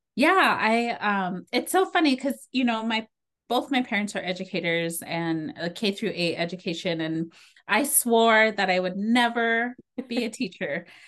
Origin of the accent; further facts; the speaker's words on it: Pine Ridge Reservation, South Dakota, United States; also born or lived in Rapid City, South Dakota; I grew up on the Pine Ridge Reservation